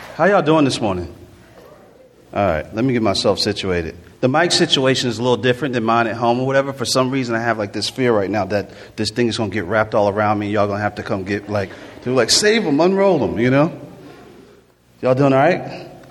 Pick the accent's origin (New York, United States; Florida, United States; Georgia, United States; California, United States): Florida, United States; Jacksonville; also born or lived in Newark, New Jersey / Orlando, Florida; I was born in Newark, New Jersey, raised in um, Jacksonville, Florida, a little bit in Orlando, Florida